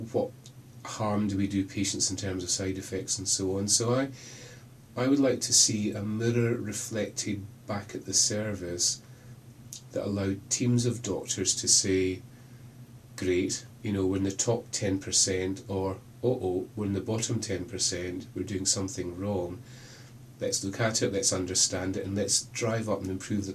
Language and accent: English; Glasgow, Scotland, United Kingdom; accent: Scottish; moved away as an adult; also born or lived in Birmingham; now in Oxford, United Kingdom; When I left Glasgow, clearly by accent I'm Scottish, when I left Glasgow to move to Birmingham, I've been in Oxford for 7-8 years